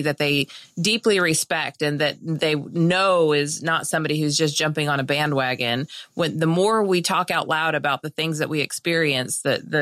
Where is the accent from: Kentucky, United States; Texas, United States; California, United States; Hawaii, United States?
California, United States; moved away; I'm from California originally